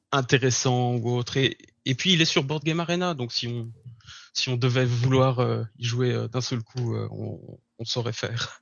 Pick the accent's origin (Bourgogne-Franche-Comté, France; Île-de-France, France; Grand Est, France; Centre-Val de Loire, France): Bourgogne-Franche-Comté, France; Burgundy; moved away as an adult; now in Berlin, Germany; je viens de la France. Je suis originaire d'un petit village en Bourgogne.